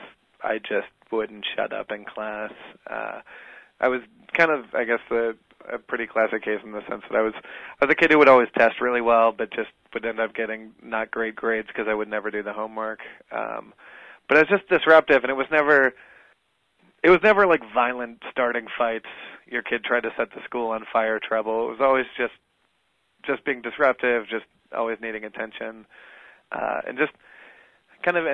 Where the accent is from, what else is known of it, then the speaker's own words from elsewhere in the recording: South Florida, United States; now in New York City, United States; I started out of South Florida